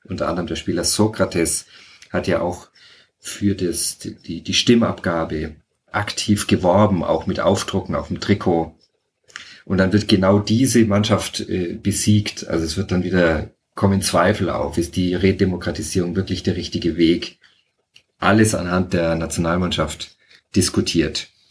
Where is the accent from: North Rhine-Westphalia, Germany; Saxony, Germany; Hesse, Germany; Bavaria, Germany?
Bavaria, Germany; Franconia; moved away as an adult; also born or lived in Freising / Munich area / Fürth / Rio de Janeiro, Brazil; ich bin eigentlich eher in Franken aufgewachsen, auf dem Land